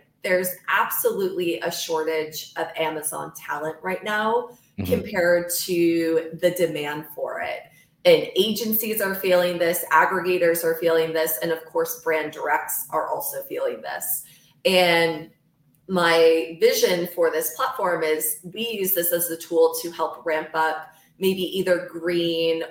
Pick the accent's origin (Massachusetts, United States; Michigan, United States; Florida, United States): Michigan, United States; moved away as an adult; also born or lived in New York City; I grew up in Michigan.